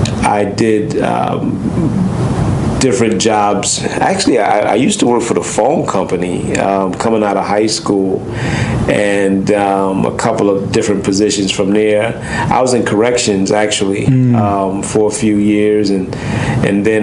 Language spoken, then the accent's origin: English; Hartford, Connecticut, United States; also born or lived in New York City; I was born in New York City, but I was raised here in Hartford, Connecticut